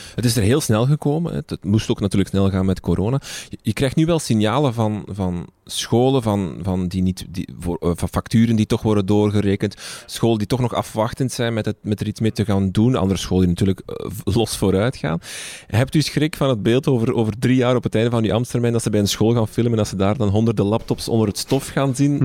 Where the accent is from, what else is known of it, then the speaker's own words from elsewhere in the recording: Flanders, Belgium; bij ons in Vlaanderen